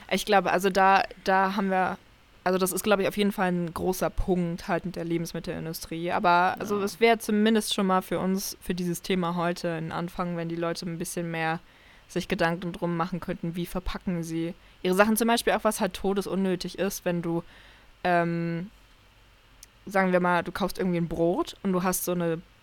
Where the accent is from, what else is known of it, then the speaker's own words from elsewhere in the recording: Saxony-Anhalt, Germany; now in Lemgo, Germany; ich bin ja aus Sachsen-Anhalt dann nach NRW gezogen, also nach Lemgo.